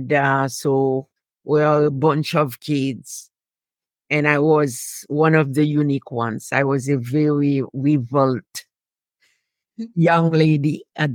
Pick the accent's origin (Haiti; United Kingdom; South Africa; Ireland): Haiti; moved away as an adult; also born or lived in Boston, United States; now in Canada; I was born and grew up in Haiti. So I left Haiti educated because I finished my high school in Haiti and went to university in the U.S. and Canada